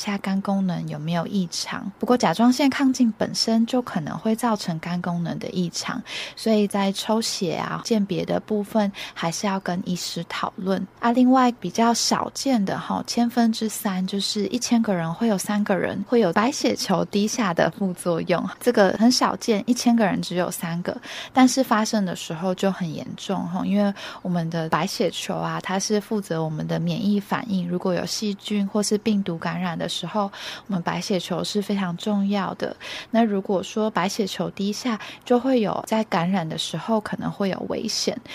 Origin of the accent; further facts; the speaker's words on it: Taiwan; 以前我们台湾人啊，食盐没有加碘